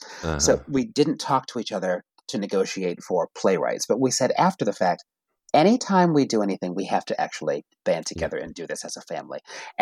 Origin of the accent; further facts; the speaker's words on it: New England, United States; I'm from New England and I wanted to play.